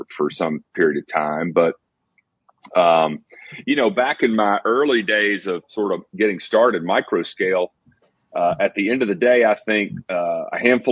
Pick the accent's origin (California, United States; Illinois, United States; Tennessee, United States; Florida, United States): Tennessee, United States; Athens; I live in Athens, Tennessee, is my hometown.